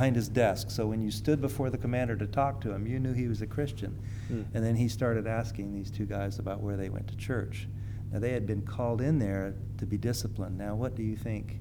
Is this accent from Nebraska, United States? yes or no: no; California, United States; I grew up in California.